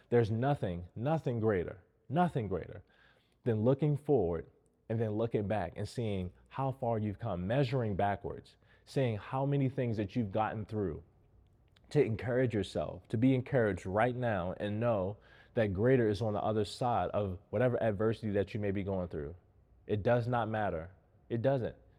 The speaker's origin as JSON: {"language": "English", "town": "Baltimore", "region": "Maryland", "country": "United States", "tie": "born or raised there", "said": "I grew up in Baltimore in a single family home."}